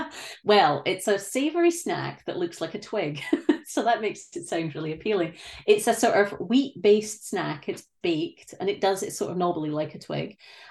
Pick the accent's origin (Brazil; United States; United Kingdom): United Kingdom; moved away as an adult; now in Canada